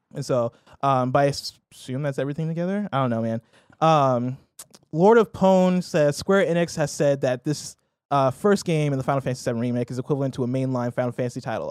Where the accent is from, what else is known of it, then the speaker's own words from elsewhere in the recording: Nigeria; I'm Nigerian